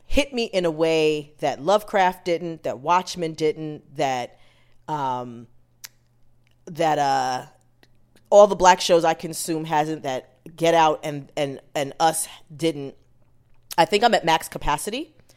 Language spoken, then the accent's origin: English; United States; parents are Jamaican, I was born here